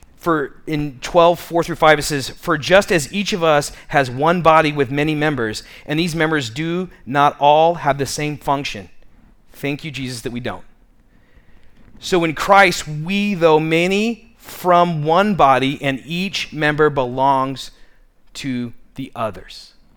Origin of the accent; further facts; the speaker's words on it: Tucson, Arizona, United States; I grew up in Midtown